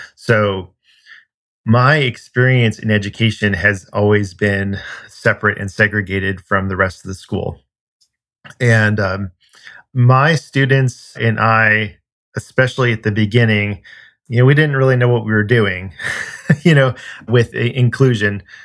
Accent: California, United States; moved away; I'm originally from California

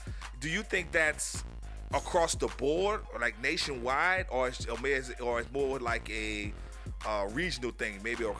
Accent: New Orleans, Louisiana, United States; I'm from Louisiana too, man. I'm from New Orleans.

